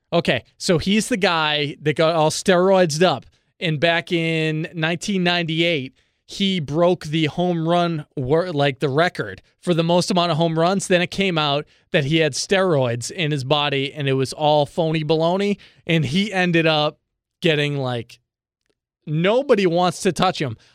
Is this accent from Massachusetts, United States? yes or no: yes; Boston, Massachusetts, United States; I'm from Boston.